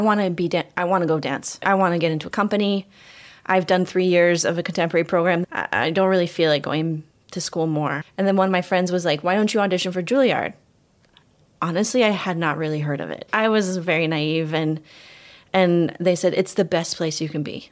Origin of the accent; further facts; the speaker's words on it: Ames, Iowa, United States; moved away; also born or lived in Israel; I'm from Ames, Iowa